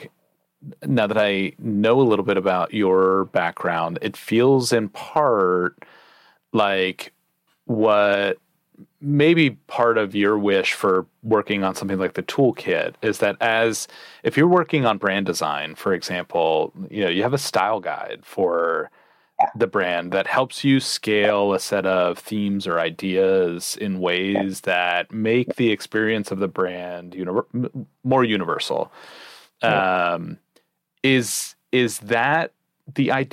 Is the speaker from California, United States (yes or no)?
no; New Jersey, United States; I grew up in New Jersey